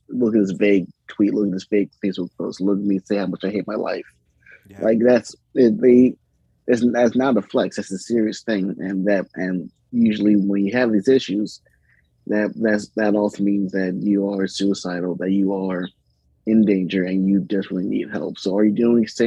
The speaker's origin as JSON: {"language": "English", "town": "Baltimore", "region": "Maryland", "country": "United States", "moved": "as an adult", "lives_now": "Cumberland, United States", "said": "I'm originally from Baltimore. I moved to Cumberland, Maryland in 2016 or so"}